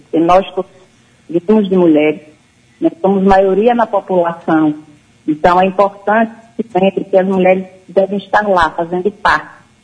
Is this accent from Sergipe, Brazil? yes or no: yes; Sergipe, Brazil; eu não estou em Sergipe. Mas é minha terra querida